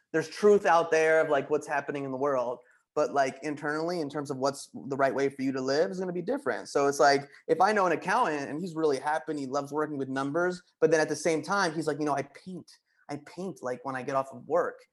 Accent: Wayne, New Jersey, United States; moved away as an adult; also born or lived in Boston; I want to leave the comfort of Wayne, New Jersey

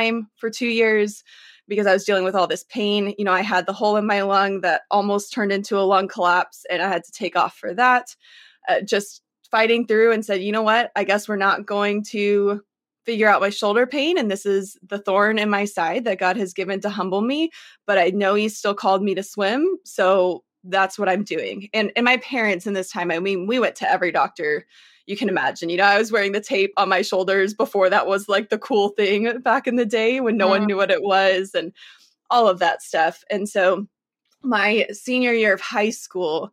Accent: Texas, United States; I grew up in Texas

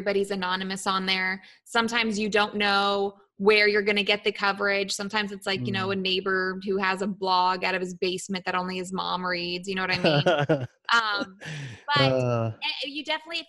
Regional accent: Columbus, Ohio, United States; now in Florida, United States; I came from Ohio.

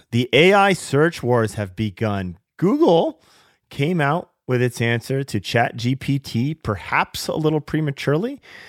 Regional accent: Seattle, Washington, United States; a woman in Seattle, my hometown of Seattle

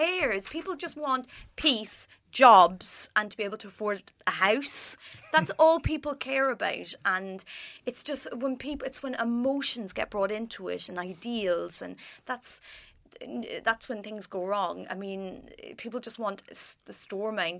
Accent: Ireland; moved away as an adult; now in London, United Kingdom; an Irish person

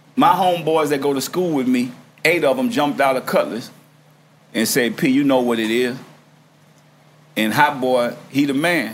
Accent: New Orleans, Louisiana, United States; I'm from New Orleans

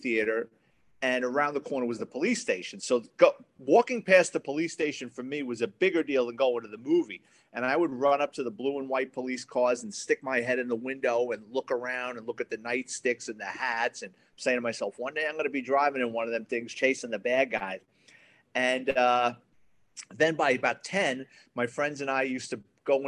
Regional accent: New York City, New York, United States; I grew up in the Bronx kid, went to Catholic high school

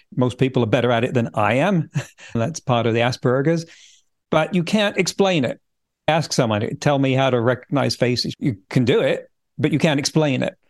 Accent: England, United Kingdom; moved away as an adult; also born or lived in California; now in Vancouver Island, Canada; I grew up in England. In fact, my family didn't move from that county for several generations prior to me

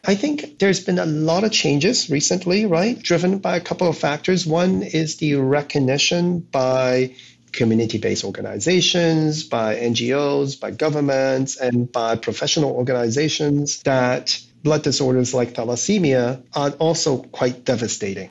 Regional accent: Hong Kong; I was born in Hong Kong

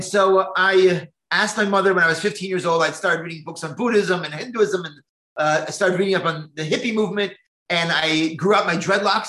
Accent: New Jersey, United States; I grew up in New Jersey as a very secular Jew.

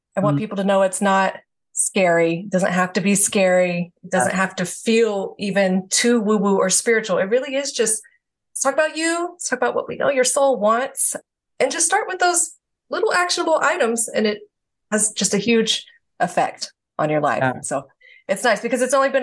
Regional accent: Georgia, United States; moved away as an adult; also born or lived in the South; now in California, United States; moving across the country because I'm from Georgia

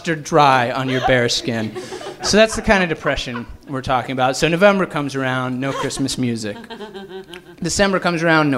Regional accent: Fort Collins, Colorado, United States; born or raised there; moved away as an adult; now in Los Angeles, United States

